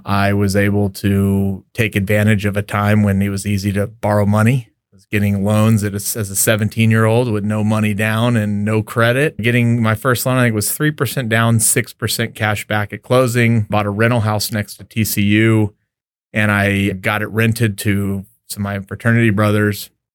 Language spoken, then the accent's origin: English; El Paso, Texas, United States; also born or lived in Lubbock, Texas; I grew up in El Paso, Texas